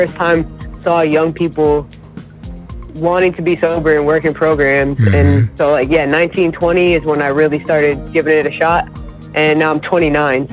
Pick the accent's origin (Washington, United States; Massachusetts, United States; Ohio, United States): Massachusetts, United States; Springfield; also born or lived in Towson, Maryland; I'm from Springfield, Massachusetts